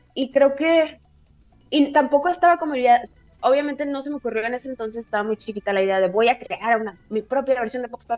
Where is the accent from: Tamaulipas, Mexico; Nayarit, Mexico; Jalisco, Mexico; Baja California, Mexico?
Baja California, Mexico; Tijuana; soy de Tijuana, entonces nos llega como mucha cultura de los gringos